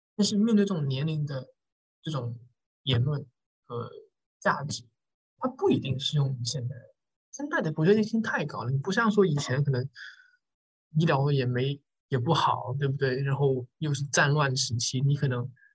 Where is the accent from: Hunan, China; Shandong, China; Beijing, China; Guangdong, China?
Guangdong, China; 我们都是广东人嘛